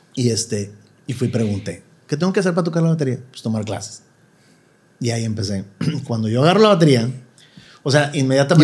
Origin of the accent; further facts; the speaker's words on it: Monterrey, Nuevo León, Mexico; moved away as an adult; also born or lived in Mexico City; toda mi vida en Monterrey. Eh, viví en la Vista Hermosa, mucho, bueno, pues toda mi vida hasta los 18 años y que me fui a la Ciudad de México